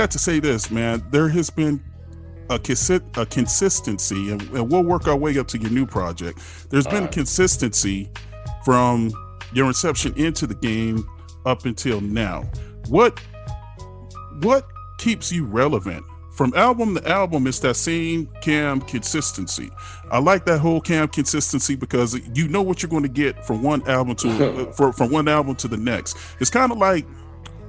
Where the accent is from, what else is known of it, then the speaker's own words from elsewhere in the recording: Oceanside, California, United States; also born or lived in Vista, California; now in Temecula, United States; I live in a place called Temecula now, but I grew up in Oceanside Vista area